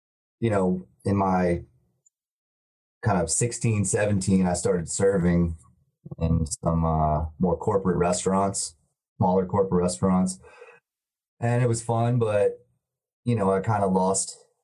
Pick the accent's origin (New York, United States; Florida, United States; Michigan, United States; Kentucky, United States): Florida, United States; Tallahassee; moved away as an adult; now in Atlanta, United States; I'm from Tallahassee, Florida. I've been here for 13, 14 years now, and kind of just Atlanta's my new home